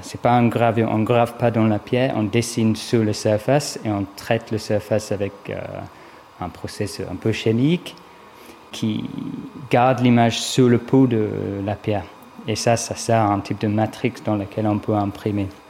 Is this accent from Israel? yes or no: no; Brighton, South East England, United Kingdom; French is a second language; moved away as an adult; also born or lived in London; now in Paris, France; Je suis anglais, j'ai grandi à Brighton, au sud d'Angleterre.